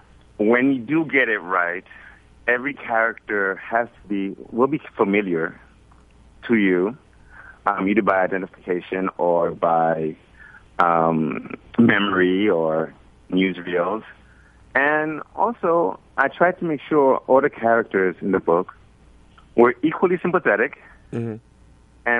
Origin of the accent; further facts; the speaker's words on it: Brooklyn, New York, United States; he's like one of the guys I grew up with here in Flatbush in Brooklyn.